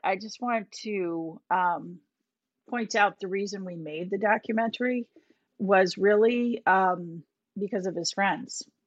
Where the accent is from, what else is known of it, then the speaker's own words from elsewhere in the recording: Minnetonka, Minnesota, United States; moved away as an adult; also born or lived in Boston; now in Winchester, United States; I grew up in Minnesota, Minnetonka, Minnesota. Moved to Boston, um, after college